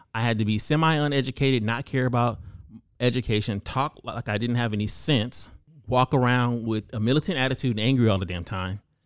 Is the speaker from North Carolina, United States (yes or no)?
no; California, United States; I grew up in California as typically one of the only black people in a room full of white people